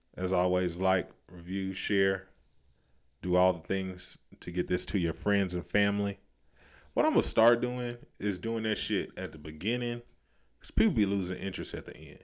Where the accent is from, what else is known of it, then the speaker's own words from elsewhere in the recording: the South, United States; We are from the South